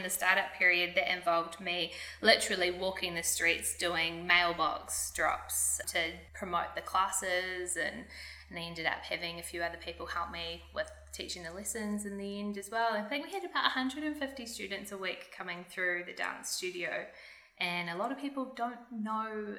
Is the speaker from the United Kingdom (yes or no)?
no; Lower Hutt, Wellington, New Zealand; I was born in Lower Hutt, Wellington, and that is where I grew up